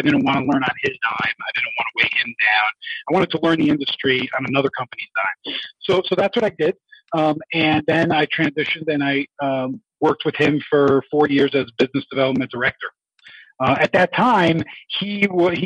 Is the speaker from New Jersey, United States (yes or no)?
yes; New Jersey, United States; moved away; also born or lived in New York City; I grew up back east in New Jersey and worked in New York City for over 10 years